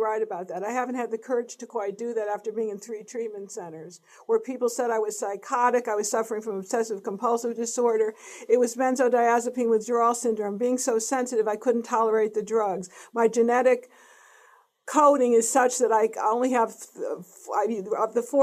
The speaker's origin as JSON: {"language": "English", "region": "East Coast", "country": "United States", "moved": "yes", "said": "I'm from the East Coast."}